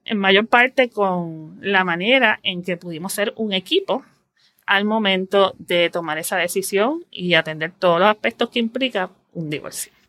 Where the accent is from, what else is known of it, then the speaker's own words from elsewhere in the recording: San Juan, Puerto Rico; also born or lived in Guaynabo; yo nací en San Juan, Puerto Rico, he vivido toda mi vida aquí y actualmente vivo en Guaynabo